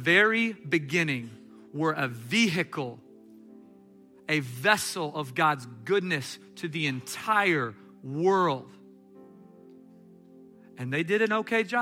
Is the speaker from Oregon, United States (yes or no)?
no; Katy, Texas, United States; I'm from Katy.